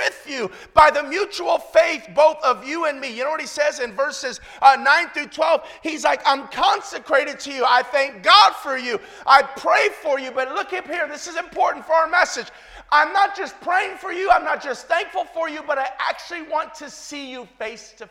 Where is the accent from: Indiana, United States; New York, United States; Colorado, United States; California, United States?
California, United States; Compton; moved away as an adult; also born or lived in Long Beach / England; I was born and raised in Compton